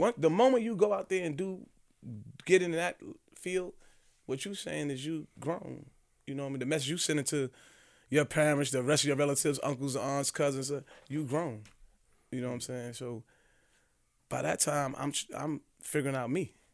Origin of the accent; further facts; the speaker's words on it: New York City, New York, United States; growing up in New York City